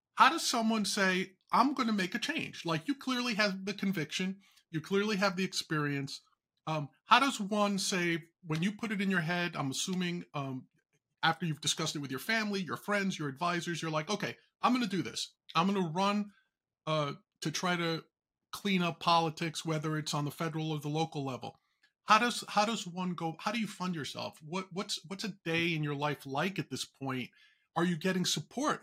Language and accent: English; New York, United States; a native New Yorker